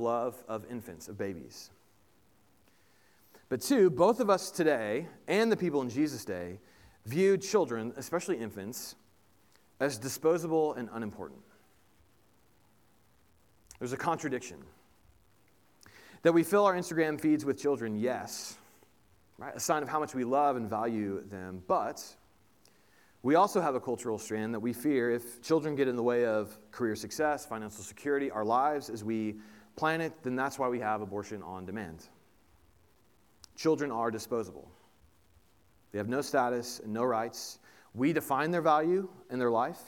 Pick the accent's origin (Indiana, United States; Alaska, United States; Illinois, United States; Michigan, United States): Indiana, United States; moved away; I grew up in Indiana. Most of our family is still in Indiana